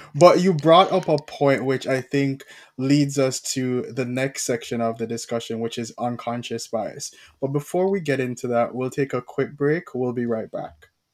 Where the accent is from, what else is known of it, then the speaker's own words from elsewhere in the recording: Jamaica; as a Jamaican